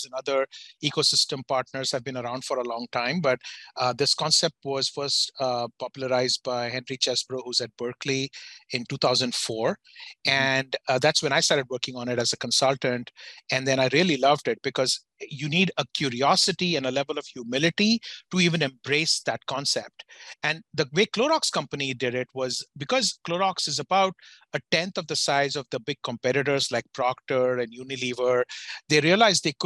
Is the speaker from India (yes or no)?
yes; India; moved away as an adult; now in United States; I grew up in India. I'm from a business family in India